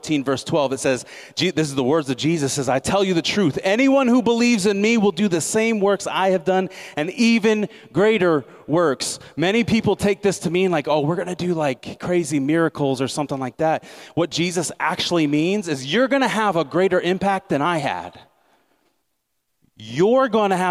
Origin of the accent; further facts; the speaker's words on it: Nebraska, United States; moved away; I came from Nebraska, right? So farming's a big part of the culture there.